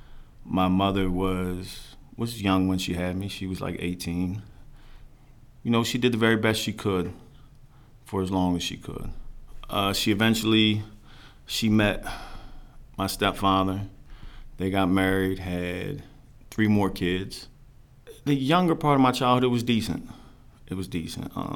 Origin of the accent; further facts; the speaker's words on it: Silver Spring, Maryland, United States; I was born Silver Spring, Maryland, Holy Cross Hospital.